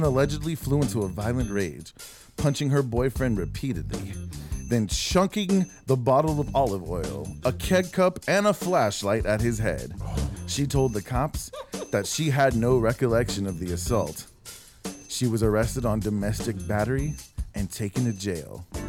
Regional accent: Netherlands; I'm from Holland. Isn't that weird?

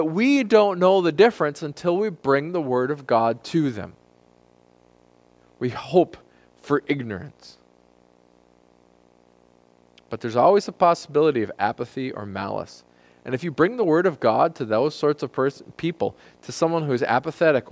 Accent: United States; as American Christians

